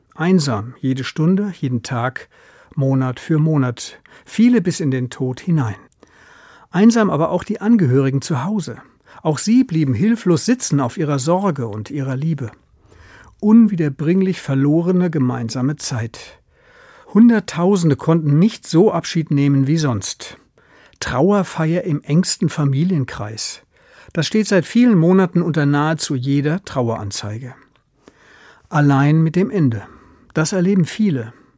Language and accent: German; Germany; Bei uns in Deutschland